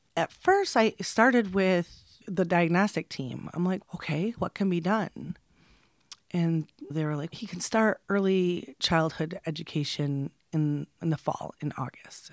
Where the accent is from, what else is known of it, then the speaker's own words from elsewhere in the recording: Michigan, United States; also born or lived in West Branch, Michigan / Rose City, Michigan / Midland, Michigan / Freeland, Michigan; I'm from Michigan, born and raised, and I did move around a lot as a child.